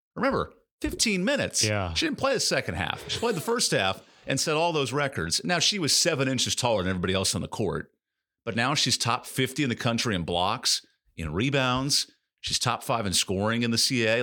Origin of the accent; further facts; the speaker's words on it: West Coast, United States; now in North Carolina, United States; Me growing up on the West Coast